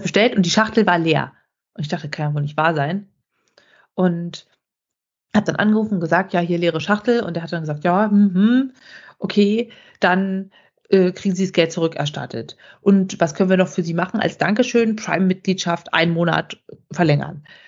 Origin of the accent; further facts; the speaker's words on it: Brandenburg, Germany; bei uns in Brandenburg